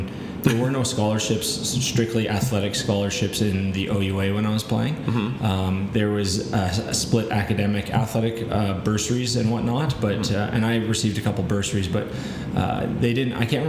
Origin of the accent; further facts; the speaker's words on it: Burlington, Ontario, Canada; In Burlington, so about